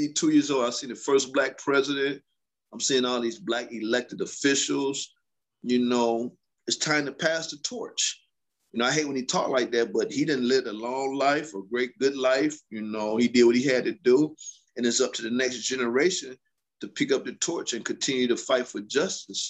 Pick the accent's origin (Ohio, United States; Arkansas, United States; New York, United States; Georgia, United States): Ohio, United States; moved away; I am from Ohio